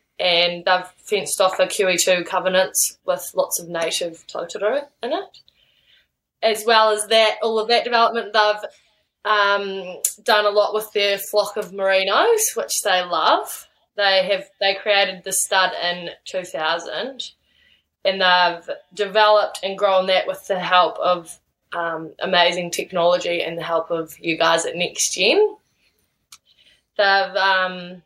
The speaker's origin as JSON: {"language": "English", "area": "Middlehurst Station", "region": "Marlborough", "country": "New Zealand", "tie": "born or raised there", "also_born_or_lived": "Queenstown, New Zealand", "said": "four kids and mum and dad, and we moved to Middlehurst in 1998 from Queenstown."}